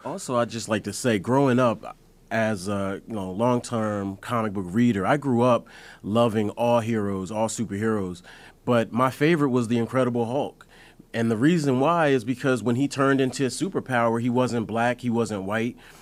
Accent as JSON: {"language": "English", "region": "Delaware", "country": "United States", "said": "I'm from Delaware"}